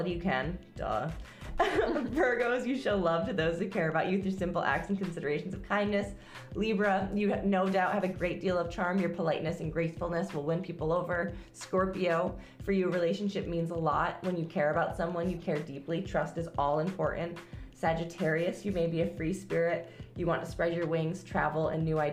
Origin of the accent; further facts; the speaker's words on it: New York, United States; accent: New York; my New York accent